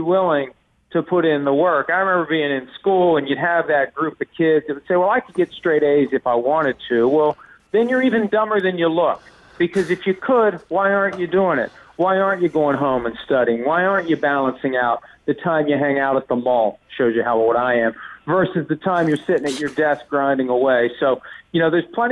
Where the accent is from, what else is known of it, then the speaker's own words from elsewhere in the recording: Wheeling, West Virginia, United States; moved away as an adult; now in Bridgeport, United States; I grew up in a town called Wheeling, West Virginia, which is 60 miles southwest of Pittsburgh.